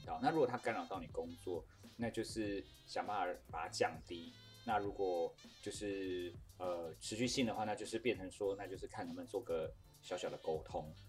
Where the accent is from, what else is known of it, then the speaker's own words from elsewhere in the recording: Taiwan; 我是台湾人欸，我是奴性比较重